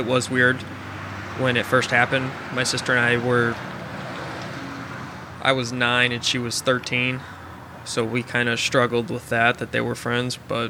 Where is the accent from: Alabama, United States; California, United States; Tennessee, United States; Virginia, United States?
Virginia, United States; born there; But so I was born in Virginia, right outside of D.C., and that was right before 9/11.